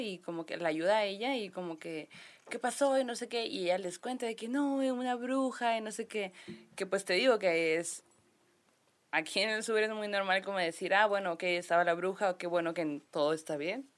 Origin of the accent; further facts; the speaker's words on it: Sonora, Mexico; somos de Sonora